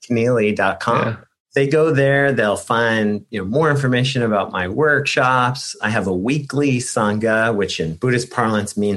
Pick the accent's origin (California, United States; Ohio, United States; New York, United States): New York, United States; New York City; also born or lived in Bronx; now in San Diego, United States; I'm a New Yorker